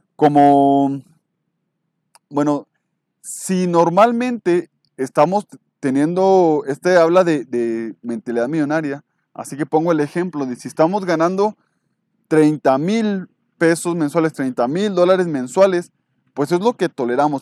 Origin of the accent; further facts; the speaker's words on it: Mexico; yo soy mexicano